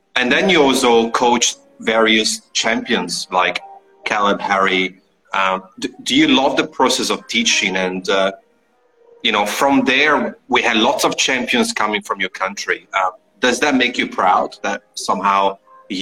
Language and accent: English; Italy; I'm from Italy